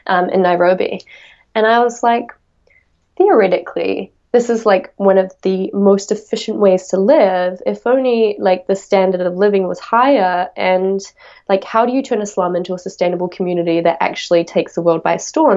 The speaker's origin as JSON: {"language": "English", "region": "Auckland", "country": "New Zealand", "tie": "born or raised there", "said": "where I'm from in my hometown, it's the biggest city in New Zealand"}